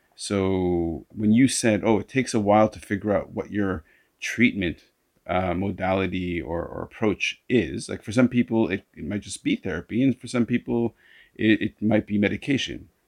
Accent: Canada; now in Hong Kong; I'm a Canadian. I say bow

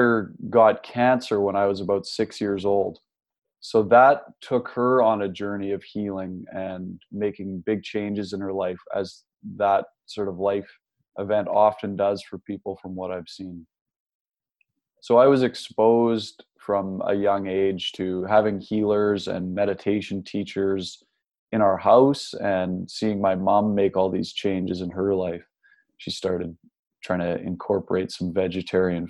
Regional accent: Nanaimo, British Columbia, Canada; I grew up in Nanaimo, BC on Vancouver Island

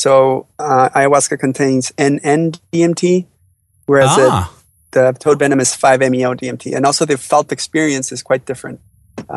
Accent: Mexico; Growing up in Mexico, I was part of the traditional healing culture, so I was exposed to it as a teenager.

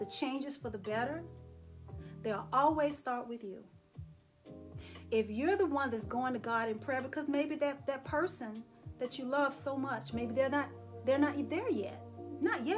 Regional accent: Dallas, Texas, United States; moved away as an adult; I left and moved away from Dallas, Texas, I'm a Texan

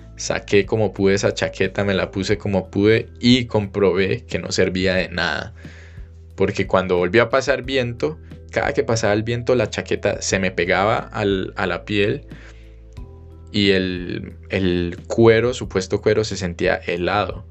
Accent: Cali, Valle del Cauca, Colombia; moved away as an adult; also born or lived in Germany; salí de Cali, me despedí de mi familia

